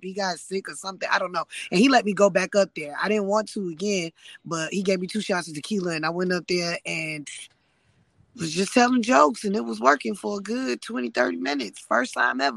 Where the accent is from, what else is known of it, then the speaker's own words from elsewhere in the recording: South Carolina, United States; moved away; I'm from South Carolina.